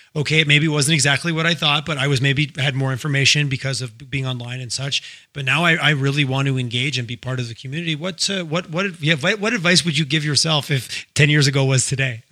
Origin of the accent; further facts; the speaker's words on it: Montreal, Quebec, Canada; also born or lived in Toronto; now in Calgary, Canada; I grew up I grew up in Montreal and I spent lots of time in Toronto